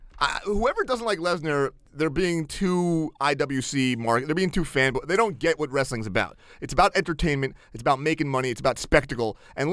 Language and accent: English; United States; I like to say that I won the lottery 3 times by being born. The first for being white, the second for being a man, and the third for being an American.